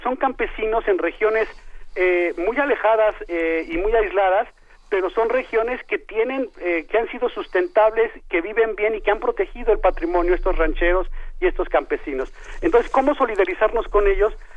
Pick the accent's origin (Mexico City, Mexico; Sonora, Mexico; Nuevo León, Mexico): Mexico City, Mexico; moved away as an adult; yo soy chilango, yo soy de allá, pero digamos, soy un eh, egresado de la UNAM que ha, hecho su vida fuera